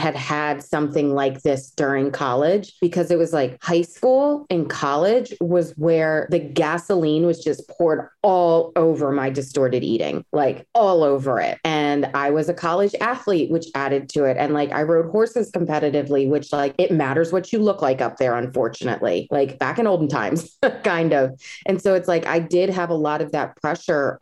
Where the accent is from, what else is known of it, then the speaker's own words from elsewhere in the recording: Maryland, United States; I'm from Maryland and I have a lot of pride in it.